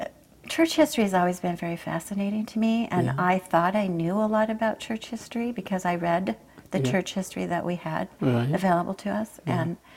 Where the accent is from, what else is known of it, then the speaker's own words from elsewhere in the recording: Las Vegas, Nevada, United States; moved away as an adult; also born or lived in Boise, Idaho / Rexburg, Idaho; I was born in Boise, Idaho. Okay. And moved shortly after that to Las Vegas, and that's where I lived until I went to college.